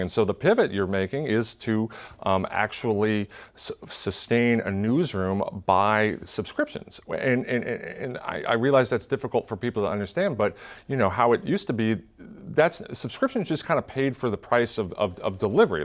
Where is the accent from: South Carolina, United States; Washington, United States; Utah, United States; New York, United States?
Washington, United States; Tacoma; my hometown